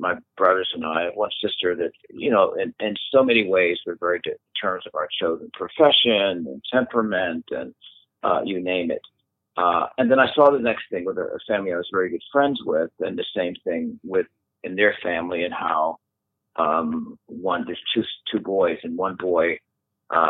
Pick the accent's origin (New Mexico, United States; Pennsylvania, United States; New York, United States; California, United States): Pennsylvania, United States; Philadelphia; a young, curious boy growing up in Philadelphia